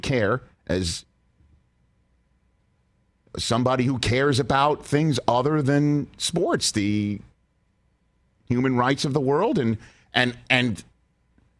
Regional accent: New York City, New York, United States; Speaking as an American and a New Yorker

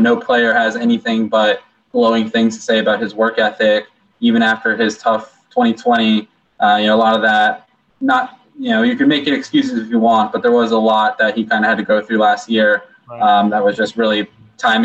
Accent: D.C. area, Maryland, United States; moved away; I'm from the Maryland, D.C. area

